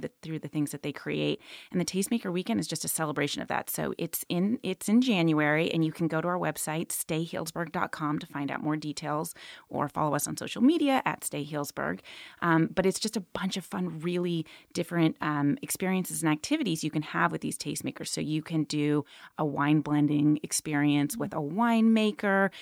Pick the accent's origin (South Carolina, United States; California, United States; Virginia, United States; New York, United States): California, United States; Santa Rosa; moved away as an adult; also born or lived in Healdsburg; I grew up in Santa Rosa